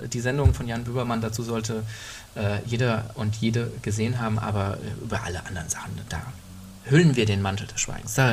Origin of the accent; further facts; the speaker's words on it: Germany; ich bin Mensch mit Migrationsdefizit, ich bin in Deutschland groß geworden äh, und äh, bin noch nicht mal innerhalb Deutschlands großartig migriert